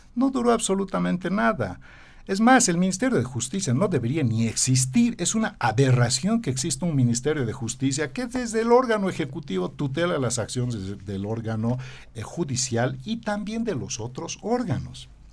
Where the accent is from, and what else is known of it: Bolivia